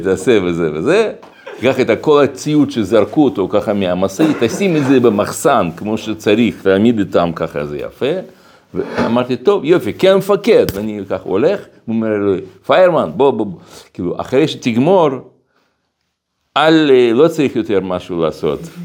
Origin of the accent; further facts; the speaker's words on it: Russia; now in Israel; כל ילדות שלי גדלתי ברוסיה